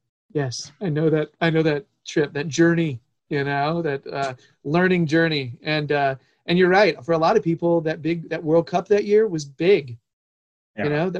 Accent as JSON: {"language": "English", "country": "United States", "said": "as an American Evertonian"}